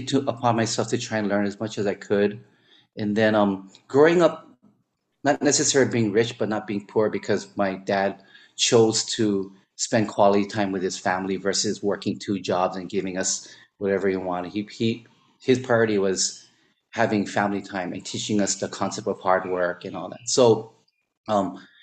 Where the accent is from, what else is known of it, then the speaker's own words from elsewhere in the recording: Wahiawa, Hawaii, United States; also born or lived in Philippines / Pearl Harbor, Hawaii / Kaneohe, Hawaii; I eventually grew up in Waihewa